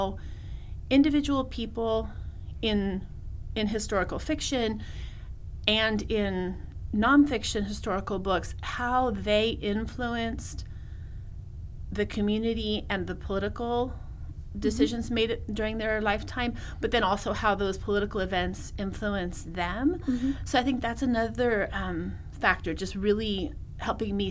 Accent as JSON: {"language": "English", "region": "California", "country": "United States", "tie": "born or raised there", "said": "growing up in California, working in the Latino community"}